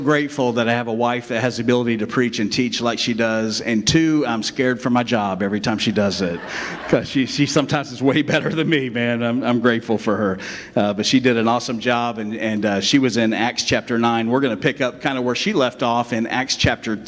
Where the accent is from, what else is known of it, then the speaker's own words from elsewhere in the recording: West Virginia, United States; now in Inverness, United States; I came from West Virginia. That's where I was born. I don't always claim it, but sometimes I have to because it just comes out in me, right?